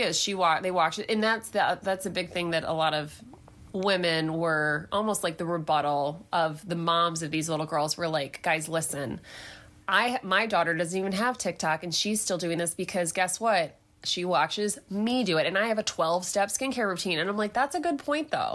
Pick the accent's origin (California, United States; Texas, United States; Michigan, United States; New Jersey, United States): Michigan, United States; southeastern; I was born and raised in southeastern Michigan